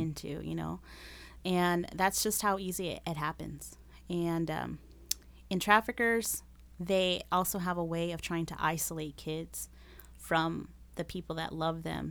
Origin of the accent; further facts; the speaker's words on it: Las Vegas, Nevada, United States; first language Spanish; English is a second language; moved away as an adult; now in Rochester, United States; I was born and raised in Las Vegas